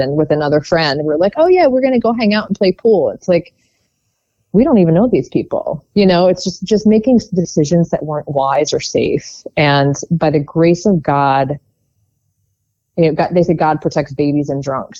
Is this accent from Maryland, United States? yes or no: yes; Baltimore, Maryland, United States; also born or lived in Whiteford, Maryland / Towson, Maryland; I grew up just outside of Baltimore.